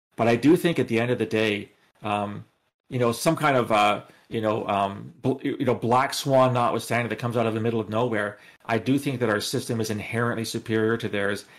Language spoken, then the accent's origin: English; Canada; I'm speaking as a Canadian